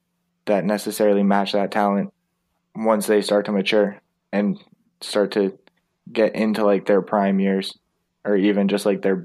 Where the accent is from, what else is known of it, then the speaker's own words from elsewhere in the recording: Chicago, Illinois, United States; my hometown team.